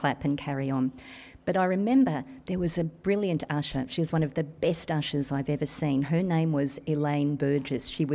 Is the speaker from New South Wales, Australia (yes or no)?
yes; Cobar, New South Wales, Australia; moved away as an adult; now in Sydney, Australia; when I was a little girl growing up in Cobar